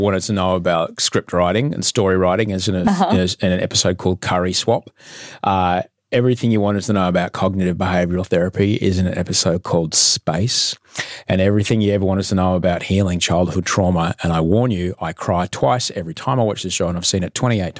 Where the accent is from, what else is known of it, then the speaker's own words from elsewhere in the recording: Brisbane, Queensland, Australia; growing up in Brisbane